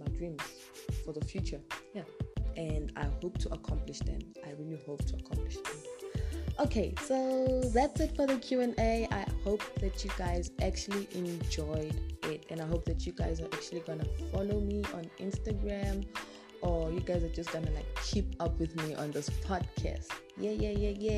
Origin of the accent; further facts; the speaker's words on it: North West, South Africa; now in Pretoria, South Africa; I come from South Africa. I am originally from Northwest, but I currently stay in Pretoria.